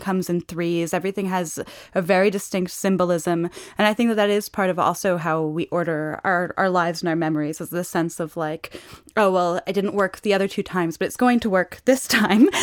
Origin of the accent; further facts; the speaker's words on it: New York City, New York, United States; moved away as an adult; also born or lived in Paris; I have a French mother, but I grew up in New York City.